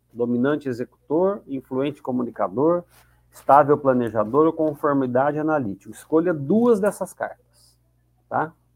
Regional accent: Campinas, São Paulo, Brazil; Sou de Campinas, torcedor do Guarani de Campinas.

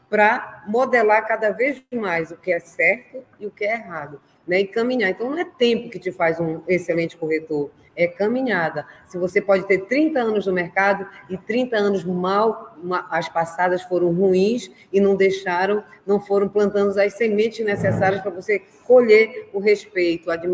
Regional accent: Belém, Pará, Brazil; porque eu sou aqui do norte, para quem não sabe, eu sou de Belém do Pará e tenho muito orgulho dessa profissão.

